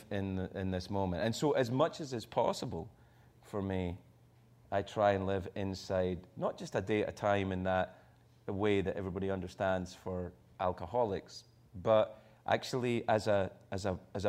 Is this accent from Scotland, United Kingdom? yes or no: yes; Scotland, United Kingdom; moved away; also born or lived in United States